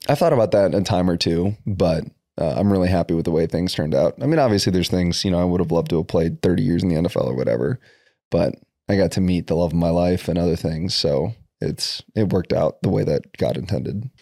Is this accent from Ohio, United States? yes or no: no; Brandon, South Dakota, United States; moved away; also born or lived in Tucson, Arizona; grew up in Brandon, South Dakota.